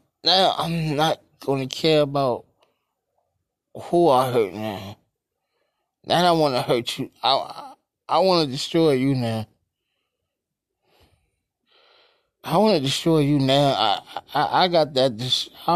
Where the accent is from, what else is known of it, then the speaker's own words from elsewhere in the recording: New York City, New York, United States; I am from Brooklyn